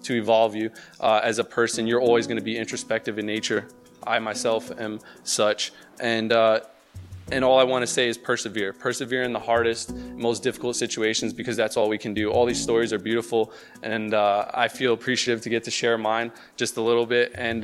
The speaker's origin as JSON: {"language": "English", "town": "Elizabeth", "region": "New Jersey", "country": "United States", "tie": "born or raised there", "said": "I grew up in New Jersey, right across the river, born and raised in Elizabeth, New Jersey"}